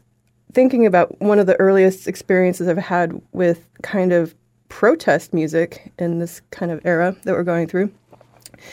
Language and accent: English; Milford, Massachusetts, United States; I grew up in Milford, which is just between Boston and Worcester.